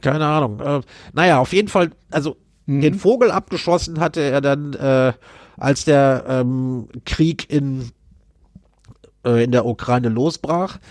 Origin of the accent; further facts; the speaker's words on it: North Rhine-Westphalia, Germany; ich habe meine Kindheit in Nordrhein-Westfalen, also Kindheit und Jugend in Nordrhein-Westfalen ja, verbracht.